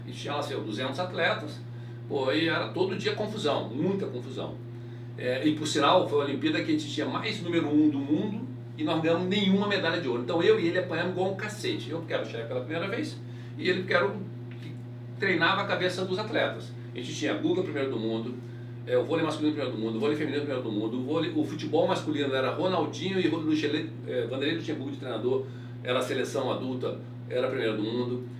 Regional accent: Bento Gonçalves, Rio Grande do Sul, Brazil; Eu sou gaúcho, de Bento Gonçalves, interior do Rio Grande do Sul.

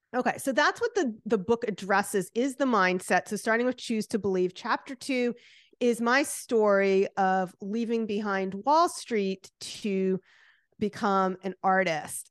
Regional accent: New Jersey, United States; like I am, which you could hear from my accent.

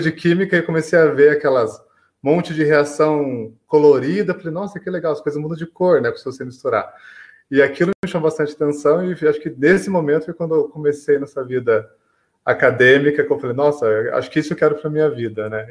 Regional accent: São João da Boa Vista, São Paulo, Brazil; eu sou aqui de São João do Boa Vista, que é interior de São Paulo, leste paulista.

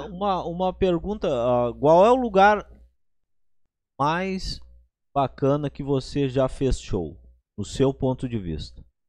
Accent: Rio Grande do Sul, Brazil; eu sou gaúcho e eu tomo chimarrão

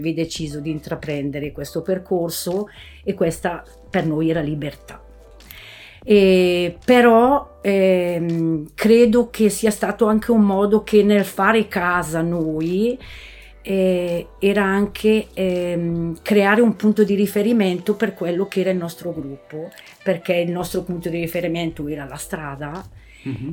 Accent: Bolgare, Lombardy, Italy; sono di Bolgare

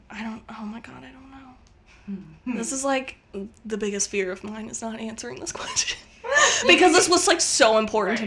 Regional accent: North Carolina, United States; moved away; also born or lived in Utah; I grew up in North Carolina, and my family all listens to country music

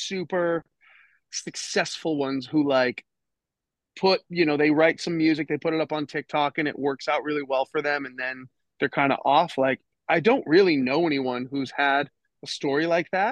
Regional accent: Minnesota, United States; moved away as an adult; growing up in Minnesota

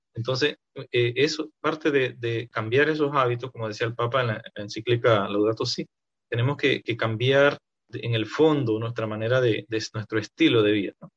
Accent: a community in Renacimiento, Tierras Altas, Chiriquí, Panama; la comunidad donde yo nací se llama Tiago, de, Santiago

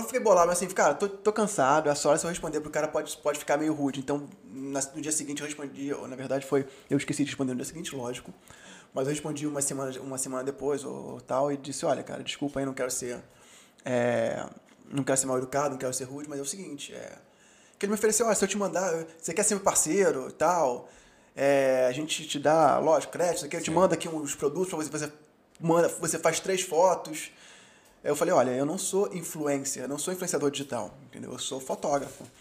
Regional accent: Rio de Janeiro, Brazil; classe média carioca

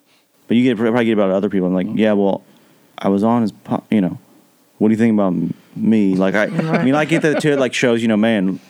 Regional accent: central Kentucky, United States; but I'm from central Kentucky

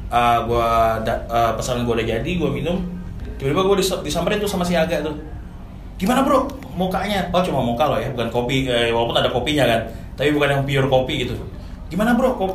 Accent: Samarinda, East Kalimantan, Indonesia; now in Jakarta, Indonesia; Gue sih aslinya Samarinda, Kalimantan Timur gitu.

